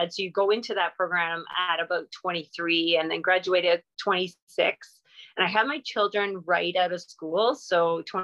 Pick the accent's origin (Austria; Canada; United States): Canada; Southern Ontario; moved away as an adult; also born or lived in Eganville, Ontario; I'm from Southern Ontario and I've been here, you know, 17 years now